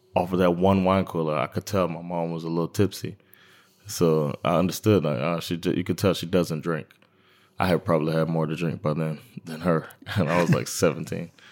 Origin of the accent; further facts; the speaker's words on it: Miami, Florida, United States; moved away; I'm from Miami, Florida, and Miami is its own thing